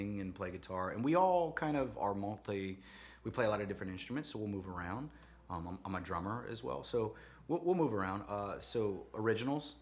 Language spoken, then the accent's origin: English; New Orleans, Louisiana, United States; I'm from New Orleans